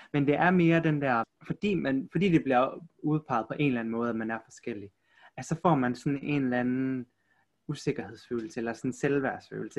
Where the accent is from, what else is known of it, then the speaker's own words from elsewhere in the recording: Aarhus, Central Denmark Region, Denmark; also born or lived in South Korea; Jeg er fra Aarhus